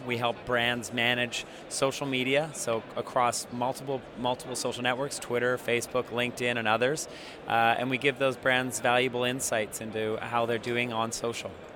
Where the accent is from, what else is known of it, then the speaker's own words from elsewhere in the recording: Canada; I'm a Canadian